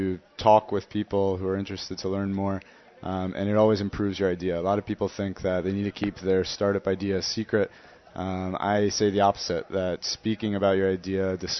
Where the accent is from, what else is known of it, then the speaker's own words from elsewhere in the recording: Princeton, New Jersey, United States; now in Tel Aviv, Illinois, United States; Princeton, New Jersey.